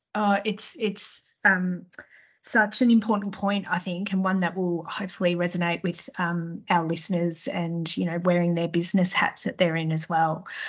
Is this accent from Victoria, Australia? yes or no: yes; Melbourne, Victoria, Australia; my hometown of Melbourne